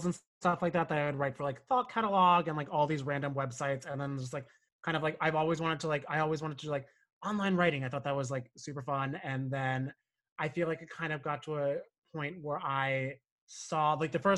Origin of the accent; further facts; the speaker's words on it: Cranford, New Jersey, United States; moved away as an adult; also born or lived in Monmouth County, New Jersey; now in Brooklyn, United States; I grew up in Union County, so like Cranford.